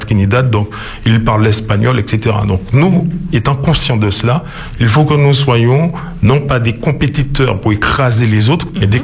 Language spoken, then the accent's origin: French; Martinique; nous sommes martiniquais, nous ne sommes pas seulement martiniquais de par notre histoire, nous sommes surtout martiniquais de par notre géographie